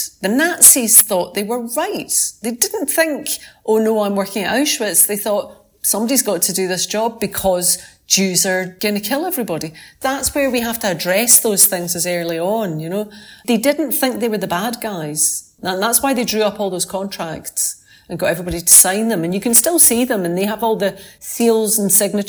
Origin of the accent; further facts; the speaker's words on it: Scotland, United Kingdom; Not in Scotland. I'm a Scottish lawyer.